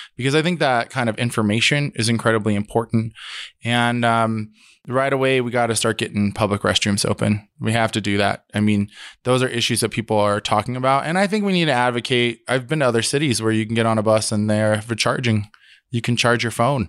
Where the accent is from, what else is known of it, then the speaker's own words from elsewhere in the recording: Denver, Colorado, United States; I grew up in Denver in a time, nineteen nineties, where they call it the summer of violence